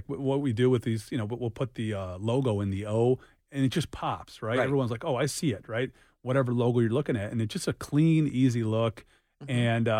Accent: Boston, Massachusetts, United States; now in Detroit, United States; Like, people are super, super proud of the Boston, right? I'm from Boston, the whole thing

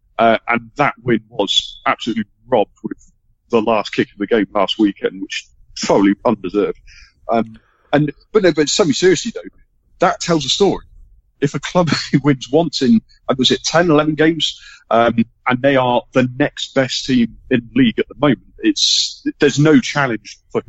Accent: England, United Kingdom; as an English football fan, there's a big thing that's been running for years now, fueled by Sky Sports, the top six, the big six clubs in England.

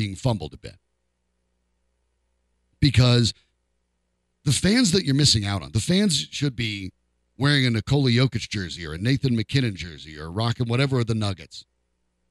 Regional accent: Franktown, Colorado, United States; I grew up in Franktown, Colorado

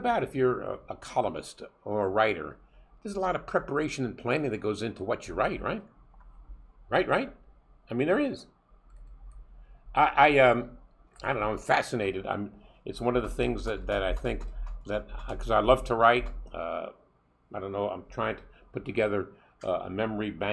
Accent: New York City, New York, United States; I was a little boy growing up in Brooklyn

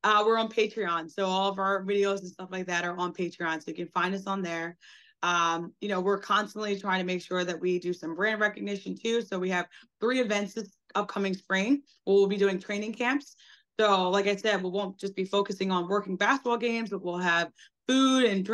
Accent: United States; being an American

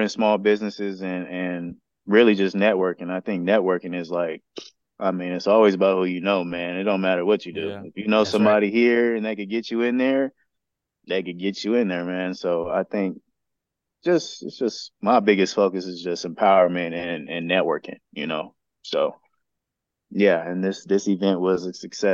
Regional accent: San Bernardino, California, United States; in my hometown

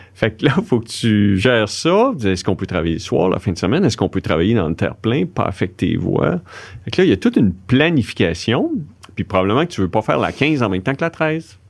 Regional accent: Quebec City, Quebec, Canada; je viens de Québec

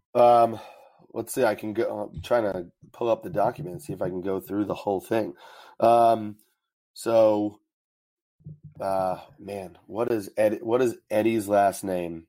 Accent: New York, United States; I'm from New York, so the Yankees are on all the time.

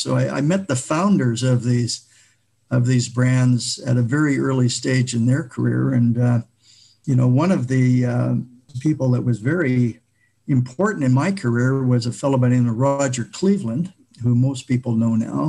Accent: Vancouver, British Columbia, Canada; I grew up in the Vancouver area

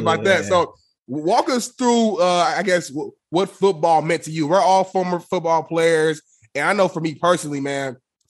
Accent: Indianapolis, Indiana, United States; moved away as an adult; also born or lived in Muncie; now in Los Angeles, United States; growing up in Indianapolis, Indiana, playing football at Ball State, and that's way smaller than even Indianapolis, the Muncie, Indiana area. And then moving out

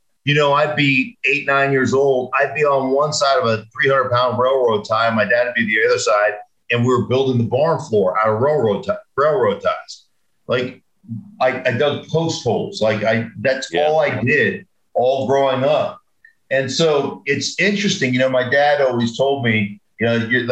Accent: Alaska, United States; I grew up in Alaska. We had horses.

